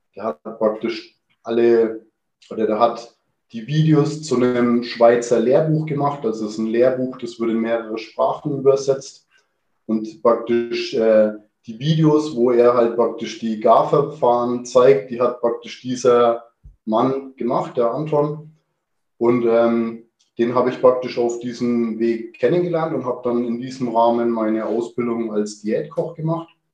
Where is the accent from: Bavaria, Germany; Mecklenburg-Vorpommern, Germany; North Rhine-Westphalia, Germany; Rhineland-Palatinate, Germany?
Bavaria, Germany; Kulmbach; ich bin im Restaurant meiner Eltern groß geworden. Ähm, der Gasthof zum Seelöwen mhm. in Kulmbach